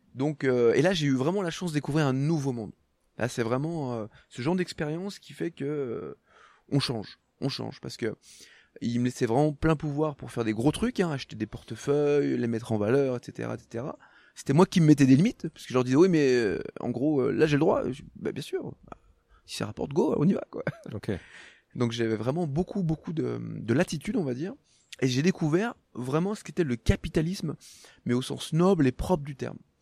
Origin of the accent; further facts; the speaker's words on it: Haute-Savoie, Auvergne-Rhône-Alpes, France; moved away as an adult; also born or lived in Loire; now in near Aix-en-Provence, France; je suis né dans la Loire, mais je suis pas resté longtemps. Hein. J'ai grandi en Haute-Savoie.